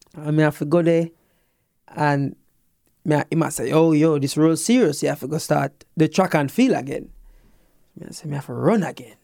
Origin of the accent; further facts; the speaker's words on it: Jamaica; as a Jamaican